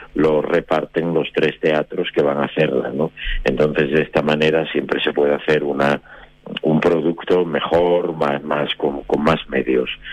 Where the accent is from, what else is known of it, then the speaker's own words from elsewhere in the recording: Oviedo, Asturias, Spain; yo soy de Oviedo, yo nací en Oviedo y debuté en Oviedo hace mucho tiempo